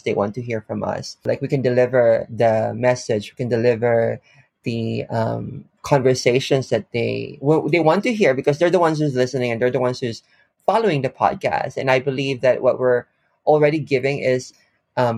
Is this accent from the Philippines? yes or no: yes; Philippines; now in Japan; I'm from the Philippines.